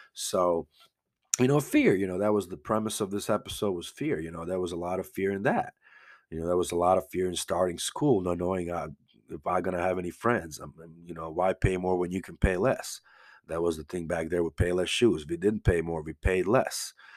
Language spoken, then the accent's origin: English; Banja Luka, Republika Srpska, Bosnia & Herzegovina; moved away; also born or lived in Croatia; I'm from Banja Luka, uh, it was former Yugoslavia